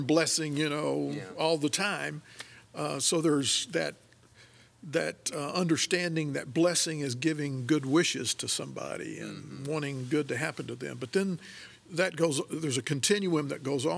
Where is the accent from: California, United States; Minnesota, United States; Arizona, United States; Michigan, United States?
Michigan, United States; moved away as an adult; growing up in Michigan